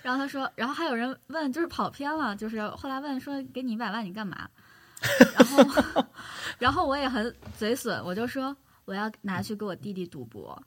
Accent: Northeast China, China; 我是东北的，就是东北是习俗是这样的

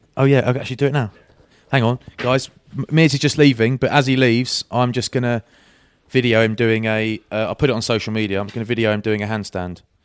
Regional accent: England, United Kingdom; I'm English

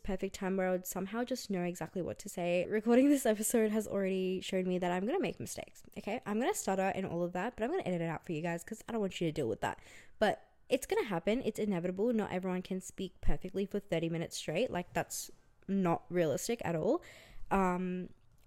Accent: Brisbane, Queensland, Australia; moved away as an adult; also born or lived in India; now in Melbourne, Australia; I grew up in Australia. I grew up in Brisbane actually, and I moved to Melbourne a few years ago

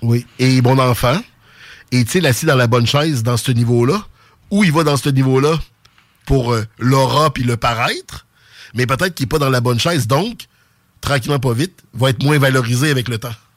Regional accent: Quebec City, Quebec, Canada; accent: Sainte-Foy; octobre 83, j'avais huit mois, donc je parlais pas. Fait que dites-vous que j'ai l'accent de Sainte-Foy

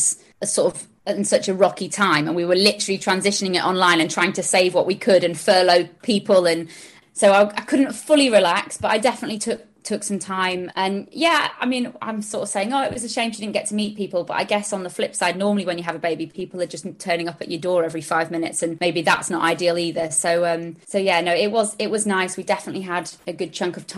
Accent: Sheffield, Yorkshire and the Humber, United Kingdom; moved away as an adult; also born or lived in London; now in Richmond, United Kingdom; I'm from up north, I'm from Sheffield. So I moved down to London at 18

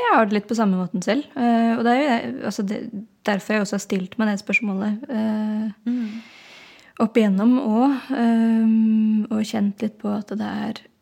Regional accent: Oslo, Norway; kommer jeg fra Oslo og spiller hardingfele

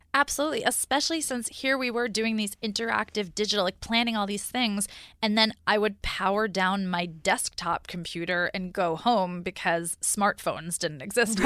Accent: New York, United States; moved away as an adult; also born or lived in California; I grew up in New York. I had lived in New York my whole life

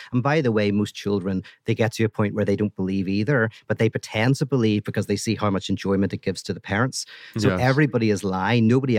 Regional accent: Little Rock, Arkansas, United States; That's right, exactly. Yeah, I just put this on. I'm really from Little Rock, Arkansas.

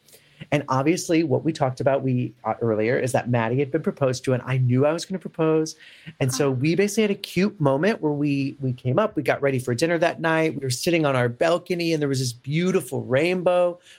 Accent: St. Louis, Missouri, United States; also born or lived in Chicago; now in New York, United States; as the lovely Sarah said. I am originally from St. Louis, Missouri, born and raised, lived in Chicago with Sarah for several years.

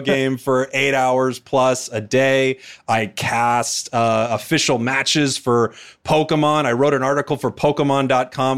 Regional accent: Portland, Oregon, United States; I was born in Portland, Oregon

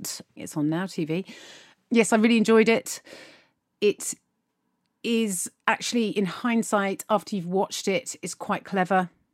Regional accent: United Kingdom; as British people

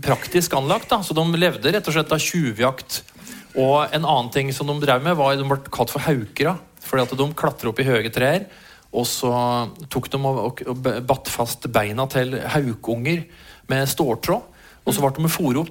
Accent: Eidsvoll, Akershus, Norway; jeg vokste opp på Eidsvoll

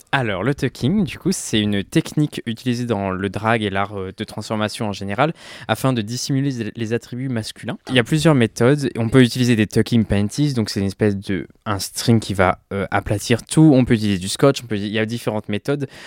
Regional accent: Ardèche, Auvergne-Rhône-Alpes, France; also born or lived in Lyon; now in Paris, France; moi j'ai grandi en Ardèche et j'ai euh, habité à Lyon pendant un moment, j'ai mes études à Lyon

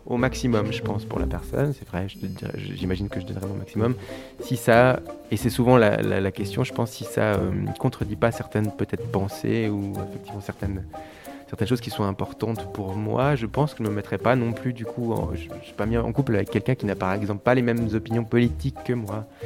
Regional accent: Switzerland; je, suis né ici

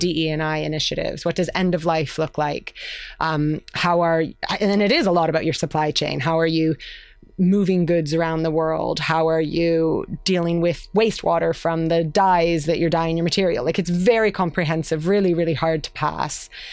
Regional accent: Canada; moved away as an adult; also born or lived in London; now in United Kingdom; I, I'm Canadian

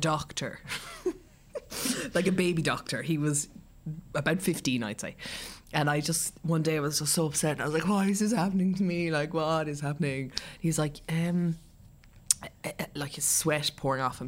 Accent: Ireland; also born or lived in Munich, Germany / Castleknock, Ireland / Cork, Ireland; I was born in Germany. Um, my parents got divorced when I was young and we moved back to Ireland

